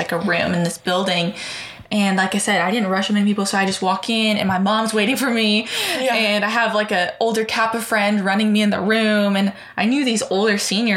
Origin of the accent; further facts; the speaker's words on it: San Francisco, California, United States; moved away as an adult; now in Waco, United States; I'm from Bay Area, San Francisco